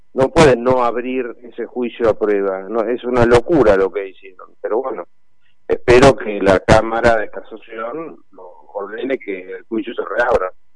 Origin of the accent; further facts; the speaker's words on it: Argentina; como cualquier argentino